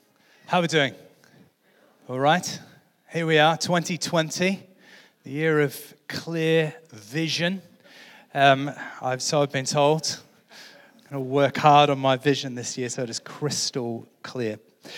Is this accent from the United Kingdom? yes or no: no; Australia; now in United States; So I grew up in Australia, as some of you know. You probably can't hear it in my accent anymore.